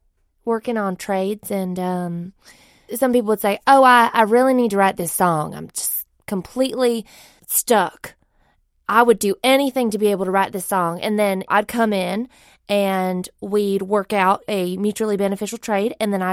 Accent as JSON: {"language": "English", "town": "Sheol", "region": "South Carolina", "country": "United States", "tie": "born or raised there", "said": "Oh, you know, I grew up in Sheol, South Carolina."}